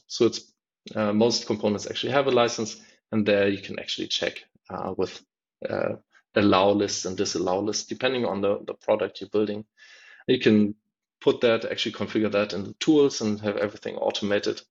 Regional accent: Berlin, Germany; I'm from Berlin

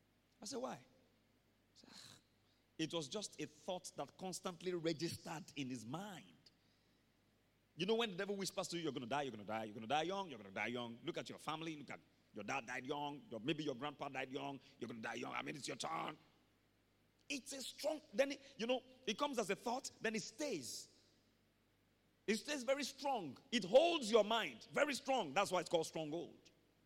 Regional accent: Nigeria; I can't get beyond a particular level in my career because I'm Nigerian.

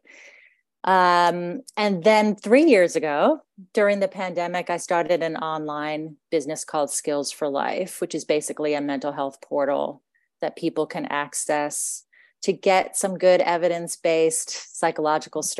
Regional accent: United States; accent: American; moved away as an adult; now in Australia; I was originally grew up in the States, and I was educated in the States

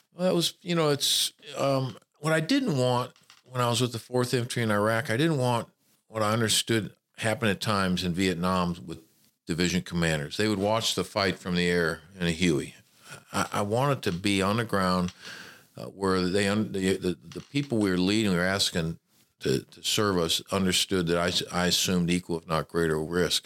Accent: Memphis, Tennessee, United States; moved away as an adult; also born or lived in California / Hattiesburg, Mississippi; I was born in California. My father was a traveling salesman, but I grew up in Memphis, Tennessee

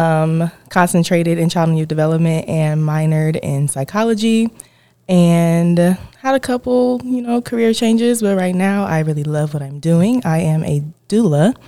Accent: Columbus, Ohio, United States; I was born and raised here in Columbus, Ohio

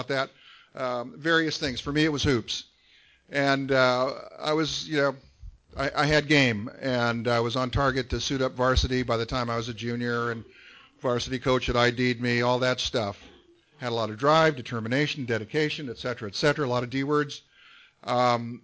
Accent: San Gabriel Valley, California, United States; I grew up in the San Gabriel Valley

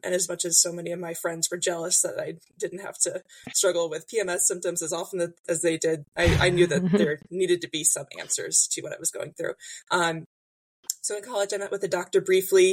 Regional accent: Illinois, United States; moved away as an adult; now in Indiana, United States; I grew up in Illinois, live in Indiana now, moved here for my job about five years ago

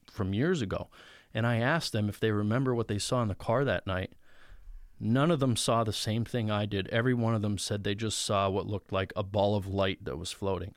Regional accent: Mountain Top, Pennsylvania, United States; now in Mifflinville, United States; I grew up in Mountaintop, Pennsylvania

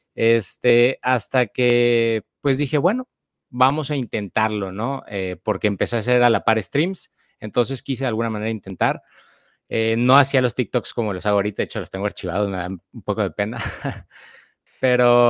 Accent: Guadalajara, Jalisco, Mexico; moved away as an adult; now in Monterrey, Mexico; soy de Guadalajara, Jalisco y actualmente pues radico en Monterrey, Nuevo León

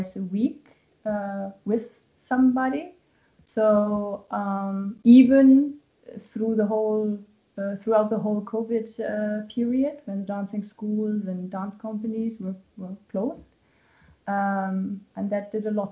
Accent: Germany; when I did my Abitur, when I finished high school

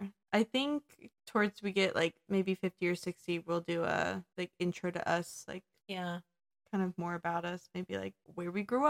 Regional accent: Oregon, United States; also born or lived in Washington

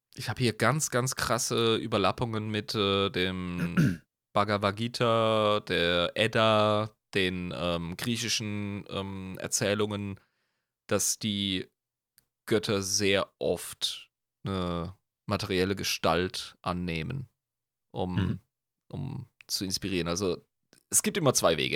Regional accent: Germany; wir sind Deutsche

